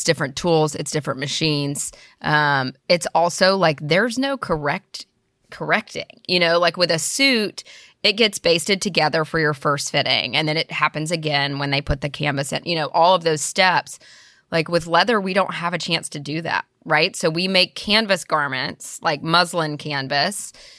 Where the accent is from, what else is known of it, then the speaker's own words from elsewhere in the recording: Birmingham, Alabama, United States; now in Nashville, United States; I'm from Birmingham, Alabama, originally.